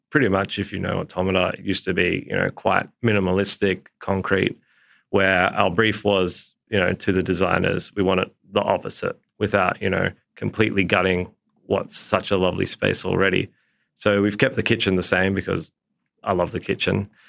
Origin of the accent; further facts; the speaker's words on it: Port Macquarie, New South Wales, Australia; moved away; growing up in Port Macquarie, all we did was be outside the whole time.